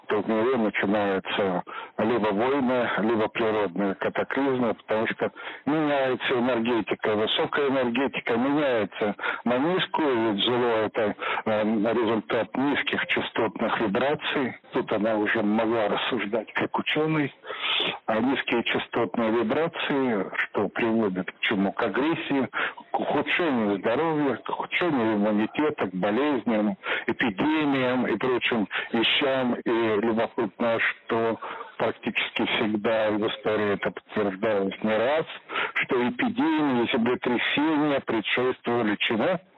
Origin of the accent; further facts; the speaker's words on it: Kursk, Kursk Oblast, Russia; Я рассказал о том, что я родом из Курска.